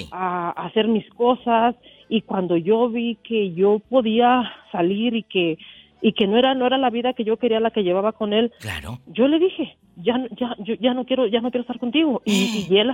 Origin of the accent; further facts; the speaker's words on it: Jalisco, Mexico; Sí, pero yo soy de Jalisco.